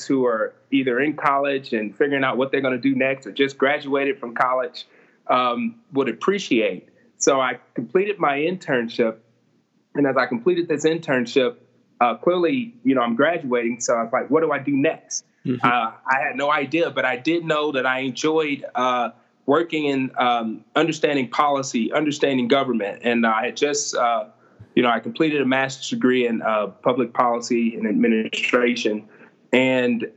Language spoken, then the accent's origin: English; Ferguson, Missouri, United States; growing up in Ferguson